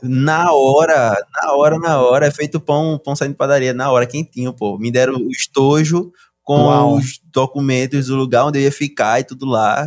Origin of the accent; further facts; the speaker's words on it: Brazil; now in Canada; Sou do Brasil.